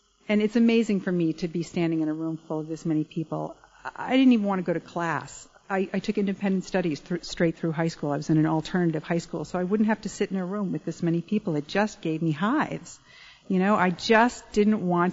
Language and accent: English; Connecticut, United States; I grew up in Connecticut